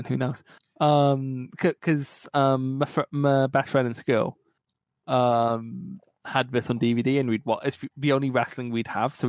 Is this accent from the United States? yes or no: no; Scotland, United Kingdom; As Scottish people.